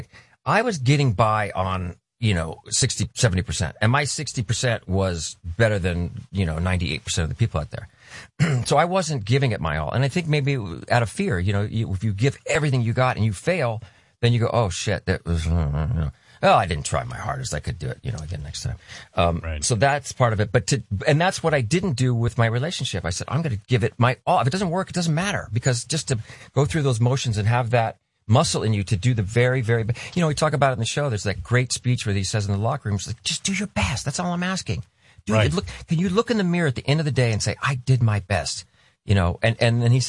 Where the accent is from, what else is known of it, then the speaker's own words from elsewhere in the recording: Southern California, United States; growing up in Southern California